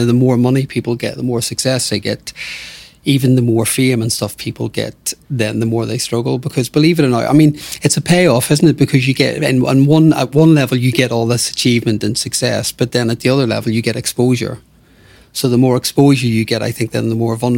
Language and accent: English; Belfast, Northern Ireland, United Kingdom; I grew up in Belfast